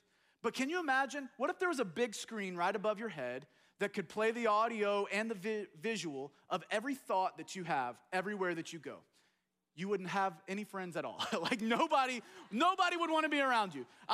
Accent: United States; as American

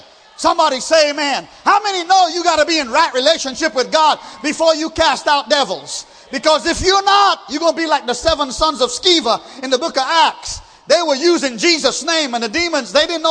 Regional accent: Trinidad & Tobago; moved away; I grew up in Trinidad

